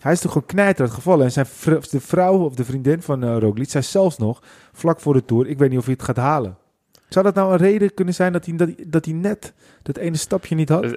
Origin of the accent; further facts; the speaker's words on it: Netherlands; wij zijn als Nederlanders